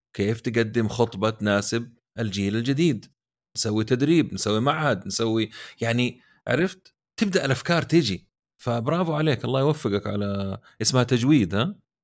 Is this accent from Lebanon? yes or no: no; Saudi Arabia; عندنا في السعوديه